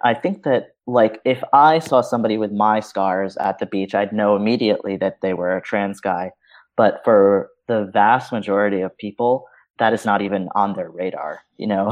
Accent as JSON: {"language": "English", "town": "New York City", "region": "New York", "country": "United States", "tie": "born or raised there", "said": "I was born in New York City"}